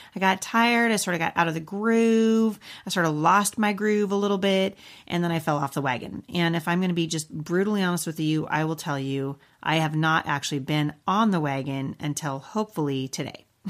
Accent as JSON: {"language": "English", "town": "Boring", "region": "Oregon", "country": "United States", "tie": "born or raised there", "also_born_or_lived": "Portland, Oregon / Vancouver, Washington", "moved": "yes", "lives_now": "Battle Ground, United States", "said": "I was born in Portland and I grew up in Boring"}